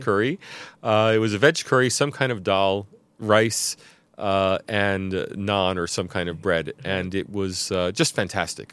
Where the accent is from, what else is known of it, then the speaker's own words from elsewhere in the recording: United States; now in Sydney, Australia; I'm an American